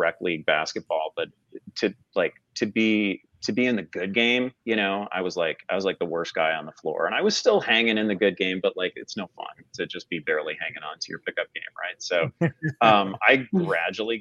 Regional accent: Chicago, Illinois, United States; I grew up in and around the Chicago area in like the 80s in the Michael Jordan era

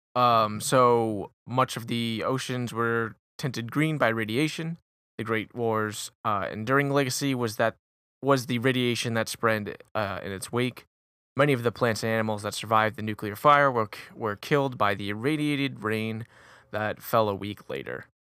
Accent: Warwick, Rhode Island, United States; I'm from Warwick

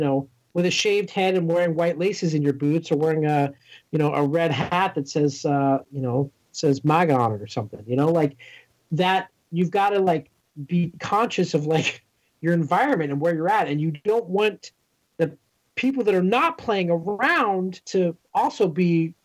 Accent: Los Angeles, California, United States; I grew up here in Los Angeles and born and raised. And so obviously, like, West Coast is the best coast.

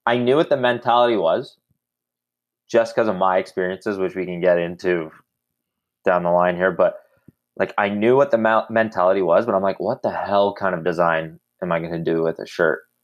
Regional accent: Ottawa, Ontario, Canada; I'm actually from Ottawa, Canada, born and raised, 24 years old

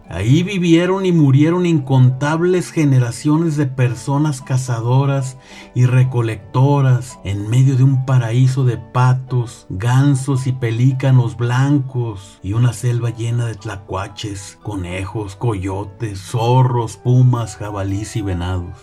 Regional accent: Mexico; nuestra identidad mexicana

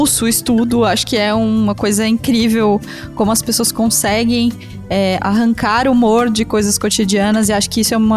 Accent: South Region, Brazil; nós que somos aqui do Sul e vocês que estão aí no Sudeste.

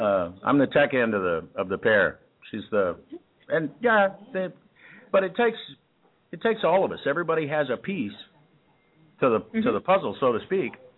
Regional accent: Texas, United States; also born or lived in Kansas; I was born in Kansas, but you know, after about three years old, I wasn't in Kansas anymore, and was mostly in Texas

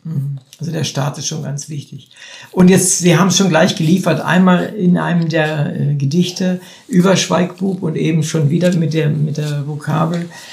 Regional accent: Wolfenbüttel, Lower Saxony, Germany; ich Norddeutscher bin. Also ich komme aus Wolfenbüttel, ziemlich äh, dialektfrei, fast Hannover.

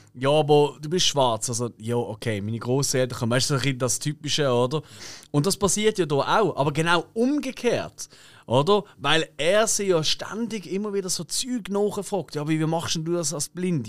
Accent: Basel, Basel-Stadt, Switzerland; wir in Basel

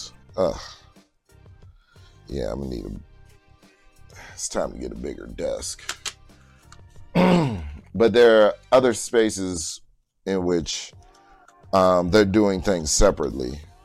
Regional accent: New Orleans, Louisiana, United States; But sorry, I'm talking like I'm from New Orleans. I am.

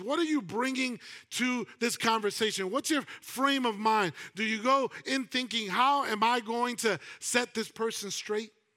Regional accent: New York, United States; I'm a New Yorker

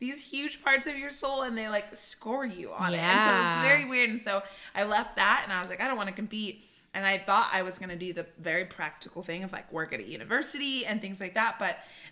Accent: Bay Area, California, United States; moved away as an adult; now in Southern California, United States; I'm from the Bay Area. So I was born and raised there and moved to Southern California for school and just kind of stayed and loved it

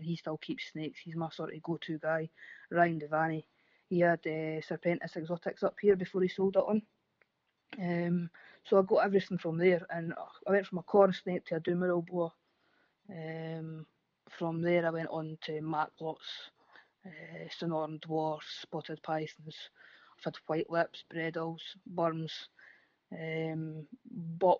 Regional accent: Fife, Scotland, United Kingdom; I'm Fife, which is just north of Edinburgh, over the bridge, the east coast

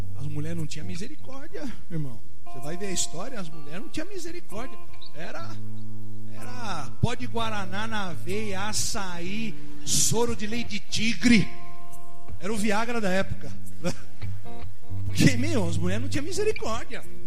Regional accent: Brazil; Sou brasileiro

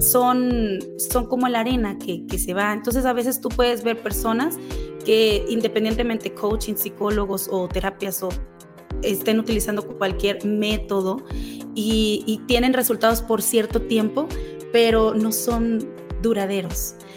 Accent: Mexico; moved away as an adult; now in Utah, United States; yo vengo de, eh, de, México, soy mexicana, mucha gente cree que soy colombiana, que soy venezolana, no, soy orgullosamente mexicana

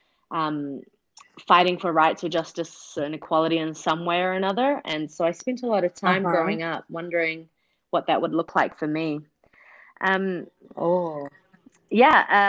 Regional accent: New Zealand; moved away as an adult; also born or lived in Pakistan / United States; now in Kurdistan Region, Iraq; I grew up in New Zealand

